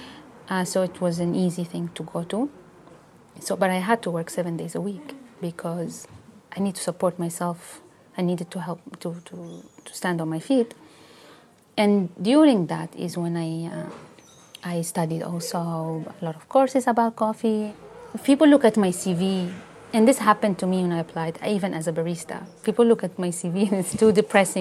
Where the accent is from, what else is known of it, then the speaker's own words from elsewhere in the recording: Yemen; moved away as an adult; now in United Kingdom; I come from Yemen